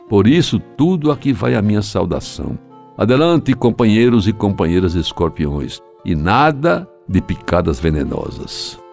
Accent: João Pessoa, Paraíba, Brazil; quando abri os olhos para o mundo, na casa número 508 da antiga Rua da Concórdia, em Jaguaribe

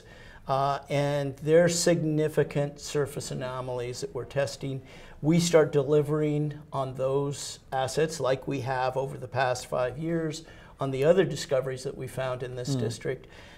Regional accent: United States; I'm an American

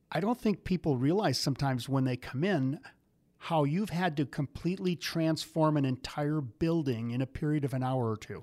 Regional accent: Midwest, United States; I grew up in the Midwest

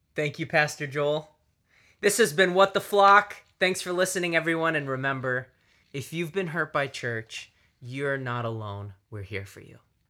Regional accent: Canada; moved away; I grew up in Canada

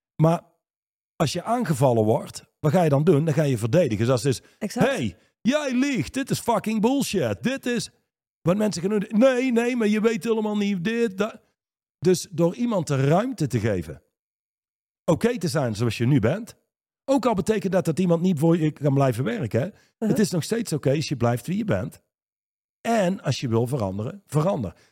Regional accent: Reusel, North Brabant, Netherlands; in Reuzel, waar ik opgegroeid ben

